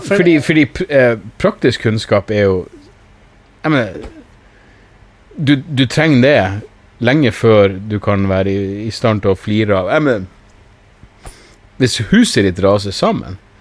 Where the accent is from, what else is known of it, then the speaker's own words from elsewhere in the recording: Narvik, Nordland, Norway; Jeg er jo fra Narvik